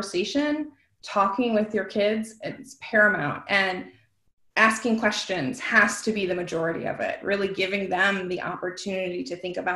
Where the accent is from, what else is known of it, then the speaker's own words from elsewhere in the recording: Western New York, United States; I'm from Western New York